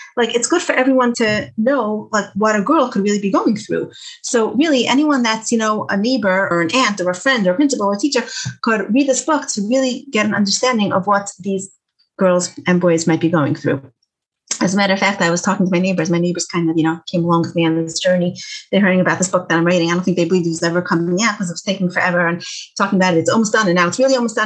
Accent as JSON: {"language": "English", "town": "Detroit", "region": "Michigan", "country": "United States", "said": "I'm from Detroit"}